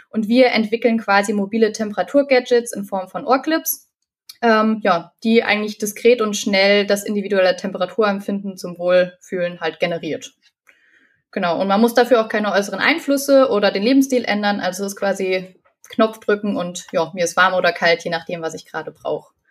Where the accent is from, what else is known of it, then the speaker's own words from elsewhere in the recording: Fulda, Hesse, Germany; ich bin 24 Jahre alt, ich komme aus Fulda